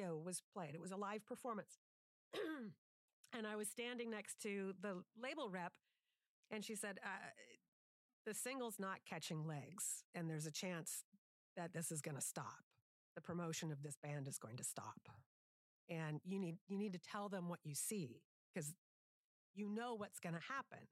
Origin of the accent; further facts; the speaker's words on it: Seattle, Washington, United States; Growing up in Seattle